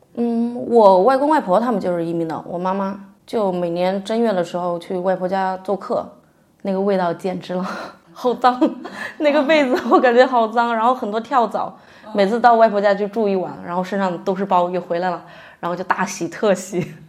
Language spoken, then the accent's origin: Chinese; Jingdezhen, Jiangxi, China; also born or lived in Hanxi village, Fuliang; 从创业村嫁到了韩熙村，然后也是，呃，因为结婚生子嘛，在，在家里时间待得比较长